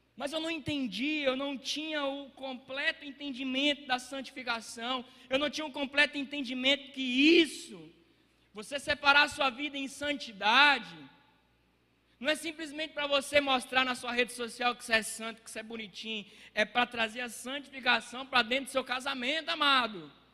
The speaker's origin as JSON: {"language": "Portuguese", "town": "Água Formosa", "country": "Brazil", "tie": "born or raised there", "said": "lá na minha cidade, lá em Água Formosa"}